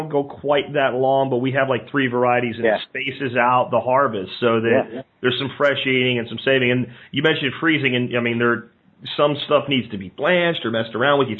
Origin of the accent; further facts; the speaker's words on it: central Pennsylvania, United States; I grew up in the Northeast in central Pennsylvania.